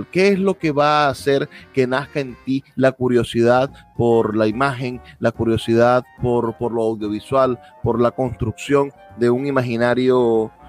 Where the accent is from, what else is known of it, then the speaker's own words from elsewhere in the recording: Maracaibo, Zulia, Venezuela; Yo también soy de Maracaibo y transmitimos desde aquí, desde Maracaibo